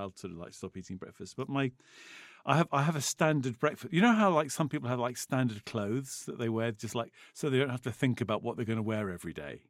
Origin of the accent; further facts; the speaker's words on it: England, United Kingdom; we're English